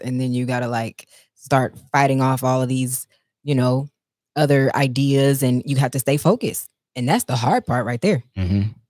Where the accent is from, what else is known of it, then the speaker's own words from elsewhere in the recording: Texas, United States; I'm from Texas